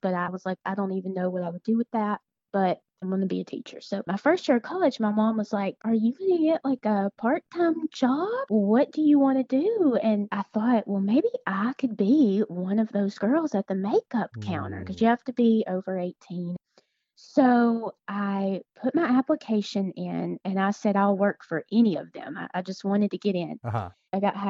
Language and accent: English; Tennessee, United States; moved away as an adult; I am from Tennessee. My husband and I moved here about 4.5 years ago.